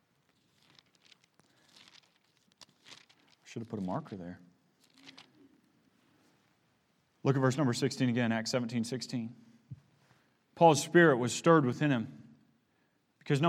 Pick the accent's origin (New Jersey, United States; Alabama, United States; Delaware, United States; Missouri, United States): Missouri, United States; moved away; I come from the Midwest. I grew up in Missouri.